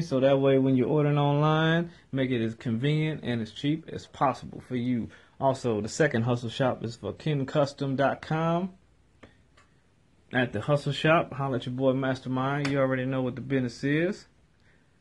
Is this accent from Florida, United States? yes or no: no; New Orleans, Louisiana, United States; New Orleans, my hometown, my city, through and through.